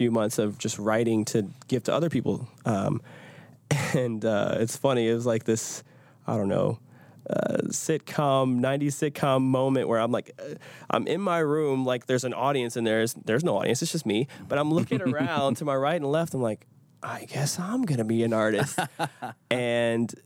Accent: Detroit, Michigan, United States; now in Nashville, United States; I grew up in Detroit, so a lot of Motown

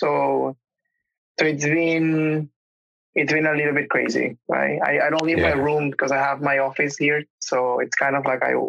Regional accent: Venezuela; English is a second language; moved away as an adult; now in Canada; Back home, I'm from Venezuela

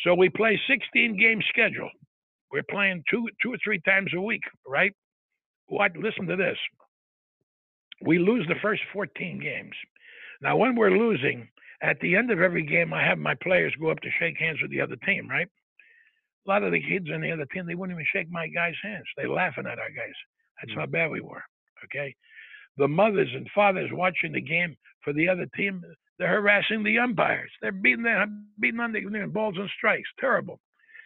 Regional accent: New York City, New York, United States; moved away; also born or lived in Long Island, New York / Massachusetts; I was born and raised in New York City, up in Harlem

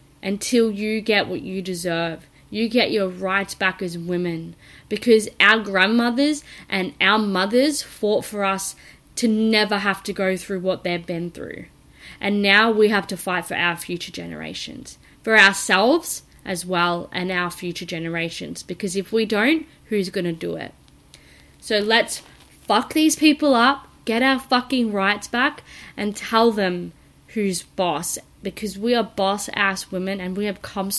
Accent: Australia; I'm from Australia

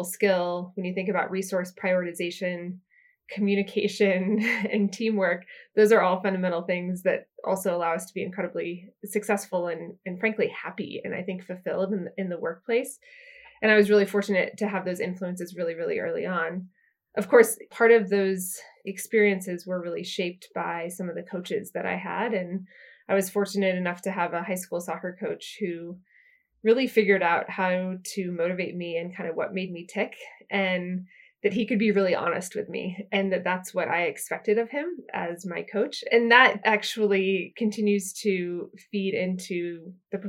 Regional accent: Lawrence, Kansas, United States; now in San Francisco, United States; I grew up just outside of Lawrence, Kansas

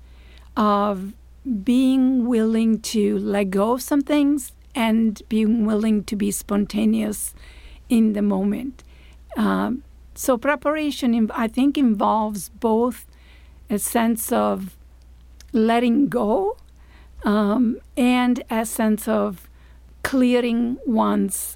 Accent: Italy; English is a second language; moved away as an adult; also born or lived in Maine / Florida; now in United States; Italy, which is my home country, where I come from.

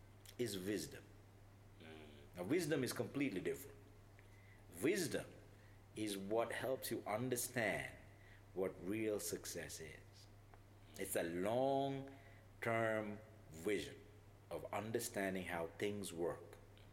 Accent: China; English is a second language; this place in my hometown. Where, you know, I think it's also common, very common in China.

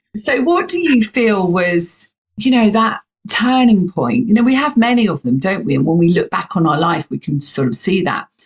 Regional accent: United Kingdom; you can hear my accent. I'm from the UK

